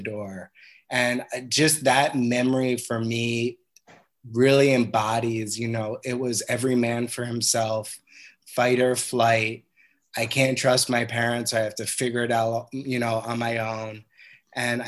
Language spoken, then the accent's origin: English; Cold Spring Harbor, New York, United States; I grew up on Long Island in a town called Cold Spring Harbor